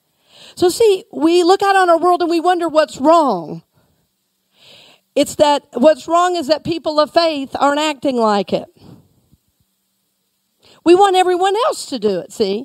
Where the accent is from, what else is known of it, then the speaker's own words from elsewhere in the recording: Georgia, United States; now in Tampa, United States; I grew up in Georgia. You know, we always say a little town outside of Atlanta